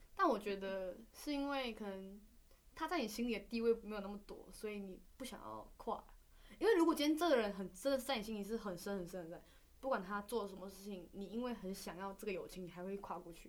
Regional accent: Malaysia; now in Taiwan; 我们是马来西亚人

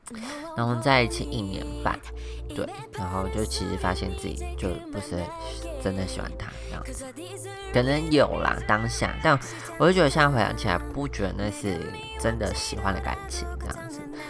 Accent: Taiwan; now in Taichung, Taiwan; 然后因为我从台湾搬来台中嘛，那这些东西其实都在老家

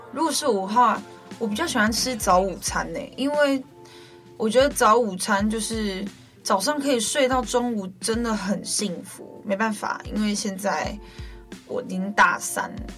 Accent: Guanshan, Taitung County, Taiwan; 我是来自台东关山德高打鼓饭部落的阿美族

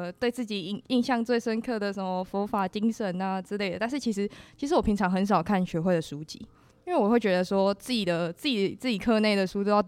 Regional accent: Hualien County, Taiwan; moved away as an adult; now in Taichung, Taiwan; 我是花莲人

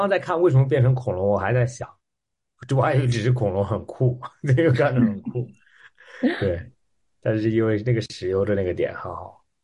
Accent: Australia; moved away as an adult; 我三年没有回澳大利亚了，然后嗯。我是在那边长大的

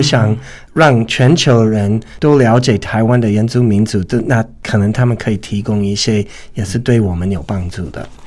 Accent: United States; first language English; Chinese is a second language; now in Taiwan; 我是来自美国

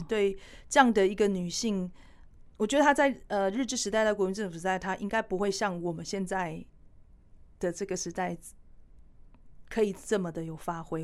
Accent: Taiwan; 我在都市长大

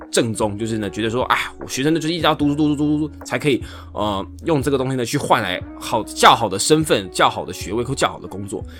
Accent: Taiwan; 我自己是走一个台湾的技职体系

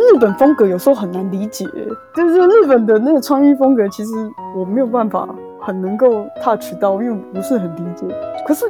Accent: Taiwan; 可是我们台湾人分得出来，韩国人其实就是眼睛小。

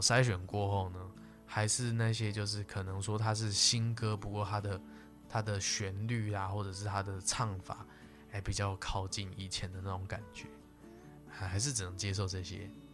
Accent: Taiwan; 那以我们这个台湾的老年人呢，会有很多哈

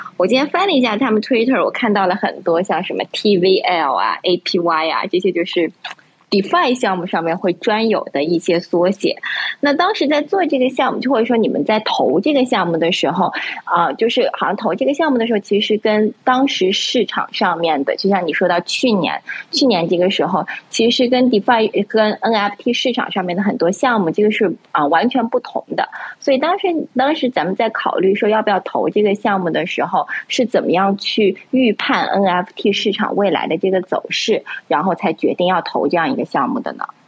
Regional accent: Yunnan, China; 我是云南人嘛

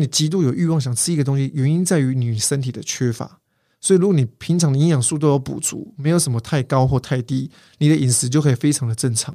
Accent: Kaohsiung, Taiwan; 我是高雄人，那个时候我去大寮去念书

